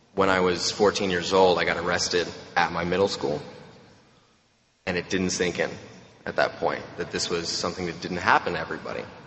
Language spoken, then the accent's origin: English; Romania; now in Texas, United States; I'm from Romania, which is not a very nice place